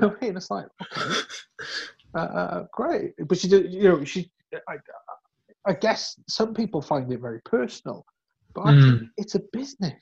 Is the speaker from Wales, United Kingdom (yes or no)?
yes; West Wales, United Kingdom; I'm not from South Wales, I'm from West Wales